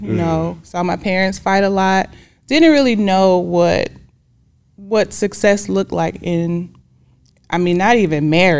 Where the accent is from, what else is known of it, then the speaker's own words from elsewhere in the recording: Decatur, Georgia, United States; I mean, it's popping. No, I'm just kidding. It's greater in Decatur.